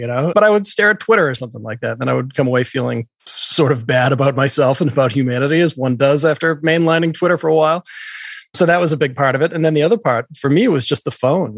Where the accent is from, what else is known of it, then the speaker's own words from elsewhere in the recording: Boston, Massachusetts, United States; I grew up in Boston.